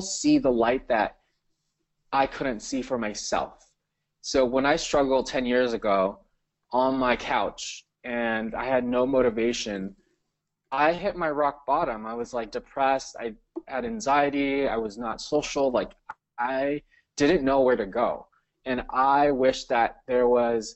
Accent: Cerritos, California, United States; I grew up in California

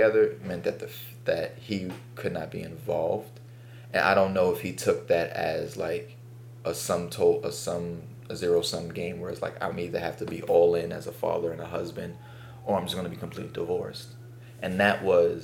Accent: New York City, New York, United States; as a black kid growing up in Bed-Stuy

